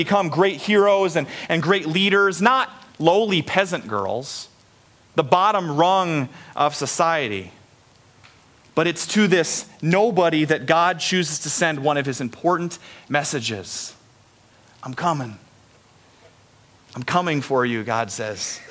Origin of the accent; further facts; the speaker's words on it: Story City, Iowa, United States; I grew up in Story City, which is like an hour north of here